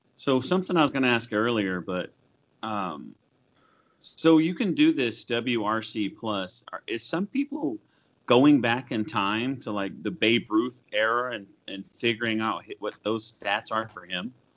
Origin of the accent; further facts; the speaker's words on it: Oklahoma, United States; I grew up in Oklahoma